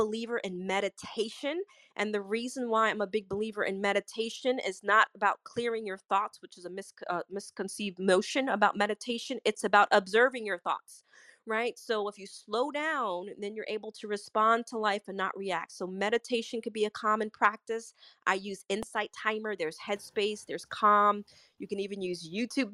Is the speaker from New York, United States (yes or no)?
yes; New York, United States; I'm a New Yorker